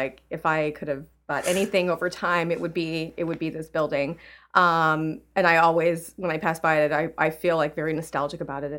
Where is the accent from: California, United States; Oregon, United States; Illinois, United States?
California, United States; now in Chicago, United States; I guess I'm a transplant from California. I moved to Chicago 15 years ago.